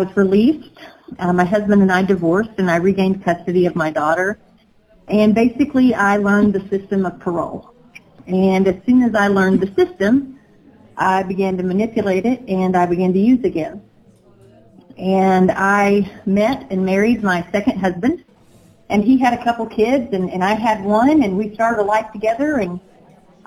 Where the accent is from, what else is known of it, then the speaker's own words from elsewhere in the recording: Omaha, Arkansas, United States; I grew up in Omaha, Arkansas